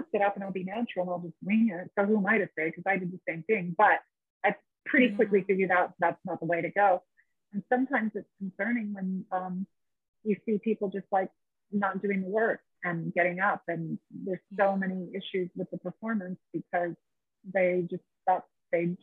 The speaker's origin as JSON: {"language": "English", "town": "San Diego", "region": "California", "country": "United States", "tie": "born or raised there", "also_born_or_lived": "Australia", "moved": "as an adult", "said": "I grew up in San Diego, so I grew up 2 hours south"}